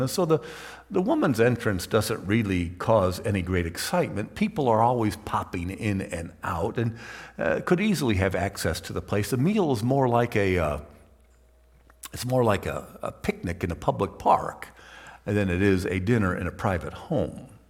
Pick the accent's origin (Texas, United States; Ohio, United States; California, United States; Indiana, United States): Ohio, United States; Toledo; I grew up in Toledo, which is on the edge of Lake Erie, Great Lake